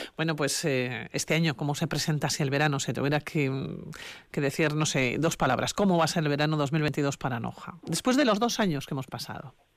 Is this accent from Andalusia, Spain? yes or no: no; Basque Country, Spain; somos muchos los vascos